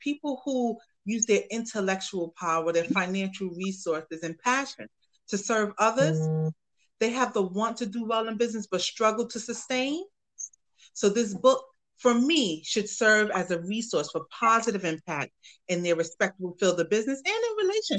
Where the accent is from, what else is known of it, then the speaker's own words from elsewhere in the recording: New York City, New York, United States; also born or lived in Bronx, New York; born and raised in Harlem, New York City.